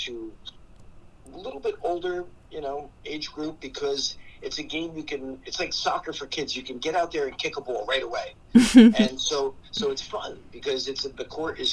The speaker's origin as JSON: {"language": "English", "region": "New Jersey", "country": "United States", "also_born_or_lived": "California", "moved": "as an adult", "said": "I'm originally from New Jersey"}